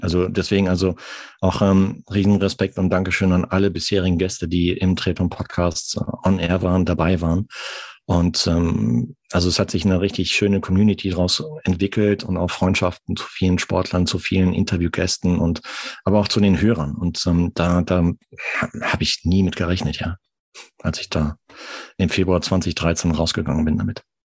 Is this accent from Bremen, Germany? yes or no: no; Arnsberg, North Rhine-Westphalia, Germany; moved away as an adult; also born or lived in Munich; now in France; ich komme aus dem Sauerland, aus Nordrhein-Westfalen, gebürtig